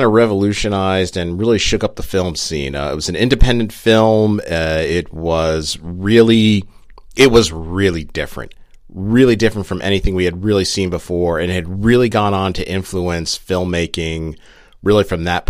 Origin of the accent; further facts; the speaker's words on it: New Jersey, United States; I was born and raised in Jersey